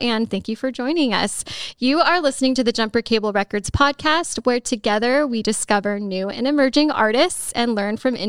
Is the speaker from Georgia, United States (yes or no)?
no; Los Angeles, California, United States; moved away; I am from California.